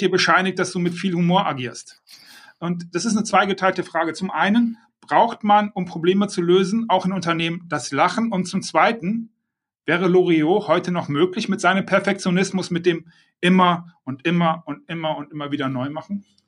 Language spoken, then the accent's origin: German; Düsseldorf, North Rhine-Westphalia, Germany; ich bin Düsseldorfer